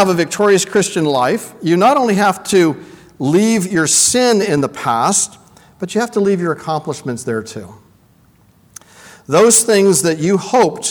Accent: Vancouver, British Columbia, Canada; I come from Vancouver

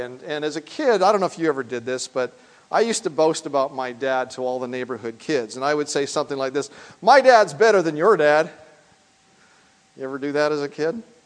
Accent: Canada; moved away as an adult; now in United States; I travel also on a Canadian passport, and that tells me that I am from the Dominion of Canada.

